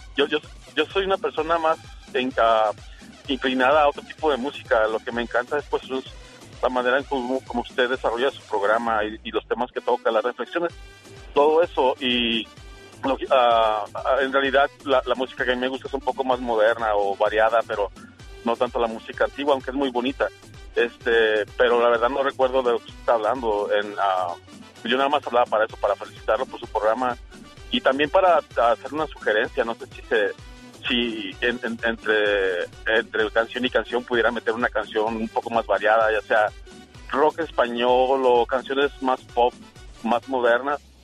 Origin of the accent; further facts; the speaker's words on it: Zapopan, Jalisco, Mexico; moved away as an adult; now in United States; soy de Guadalajara, Jalisco, de Zapopan. Ah. Pero llevo 20 años viviendo aquí en Estados Unidos